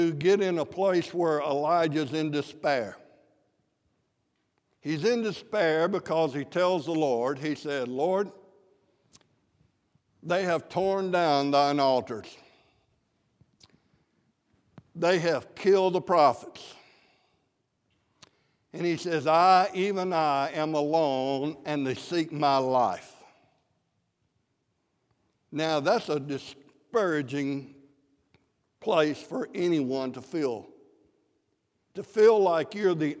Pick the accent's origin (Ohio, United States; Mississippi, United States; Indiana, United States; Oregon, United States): Mississippi, United States; South; I'm from South Mississippi